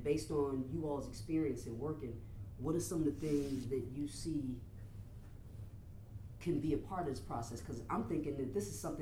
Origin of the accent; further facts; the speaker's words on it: Chicago, Illinois, United States; also born or lived in the South (US); I'm from Chicago, but I spent a lot of time down south.